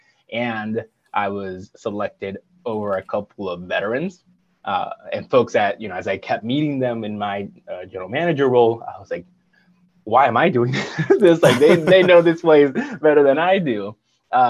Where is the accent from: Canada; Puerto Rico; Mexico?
Puerto Rico; moved away; I'm from Puerto Rico, born and raised